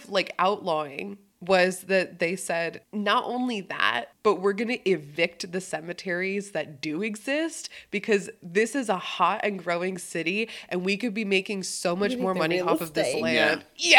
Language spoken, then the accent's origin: English; East Coast, United States; I grew up on the East Coast, so did Drew.